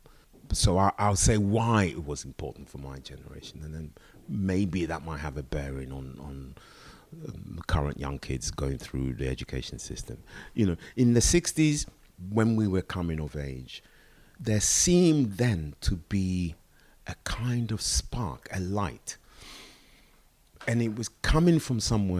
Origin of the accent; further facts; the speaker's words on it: England, United Kingdom; growing up in England in the 60s